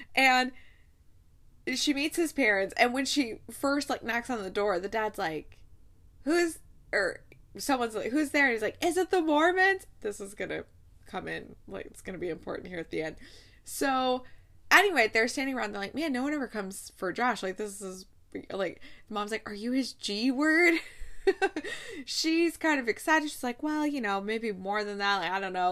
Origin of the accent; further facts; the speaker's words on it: Ohio, United States; I'm from Ohio